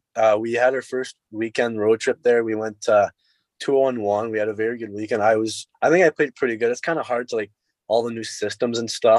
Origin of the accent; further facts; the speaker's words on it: Sudbury, Ontario, Canada; also born or lived in Peterborough; I'll be playing in front of my hometown.